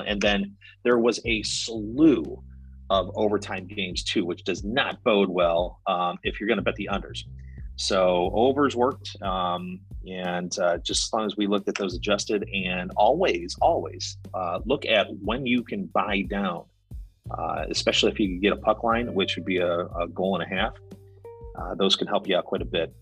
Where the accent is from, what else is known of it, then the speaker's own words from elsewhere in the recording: United States; I'm American.